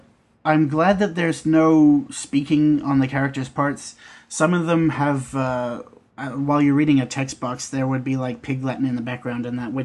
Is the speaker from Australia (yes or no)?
yes; Australia; Being Australian